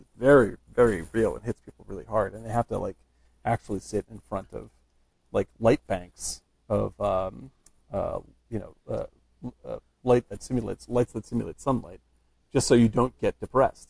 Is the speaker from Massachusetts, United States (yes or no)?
yes; Cape Cod, Massachusetts, United States; I'm from Cape Cod